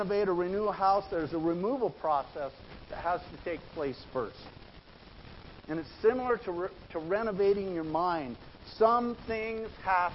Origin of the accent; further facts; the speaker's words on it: Idaho, United States; moved away; I grew up in Idaho